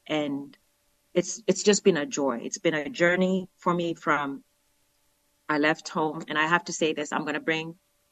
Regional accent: Nairobi, Kenya; moved away as an adult; now in United States; I was born in Kenya. The city that I was born from is Nairobi.

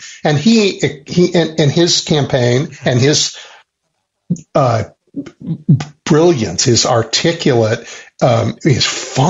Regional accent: Chicago, Illinois, United States; as a Chicagoan and one, you know, deeply interested in our politics and our society

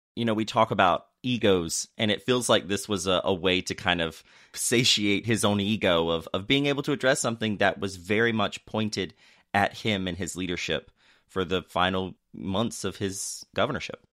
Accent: North Carolina, United States; I also grew up in North Carolina

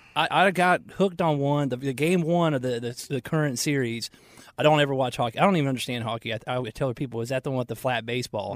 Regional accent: Marietta, Georgia, United States; We grew up in Marietta, Georgia

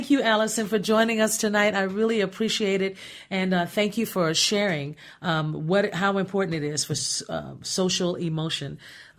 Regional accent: Gary, Indiana, United States; I was born and raised in Gary, Indiana.

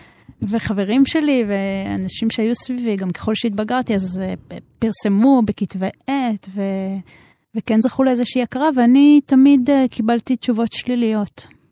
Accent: Jerusalem, Jerusalem District, Israel; נולדתי בירושלים.

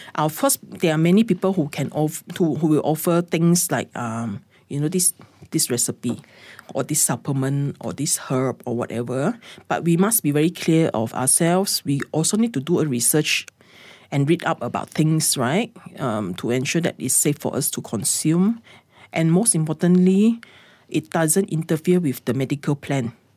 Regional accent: Sabah, Malaysia; moved away; I went back to my hometown, which is in Sabah

